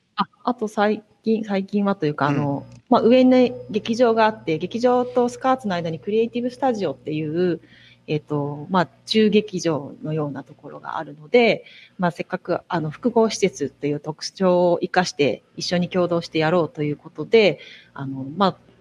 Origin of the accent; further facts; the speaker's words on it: Fukuoka, Japan; moved away as an adult; also born or lived in Beppu; now in Sapporo, Japan; 出身福岡でずっと福岡で育ったんですけど